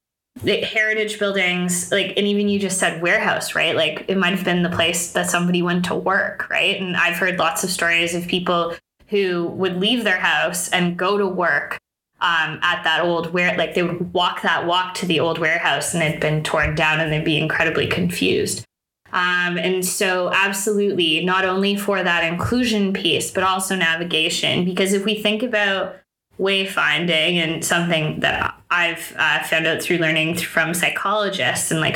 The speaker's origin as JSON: {"language": "English", "town": "Toronto", "region": "Ontario", "country": "Canada", "tie": "born or raised there", "also_born_or_lived": "Waterloo", "said": "I grew up in Toronto"}